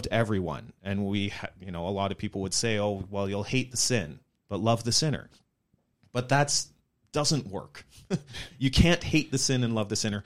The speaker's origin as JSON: {"language": "English", "town": "Chilliwack", "region": "British Columbia", "country": "Canada", "tie": "born or raised there", "said": "I grew up in the Mennonite church, maybe a slightly larger community in Chilliwack rather than on the prairies"}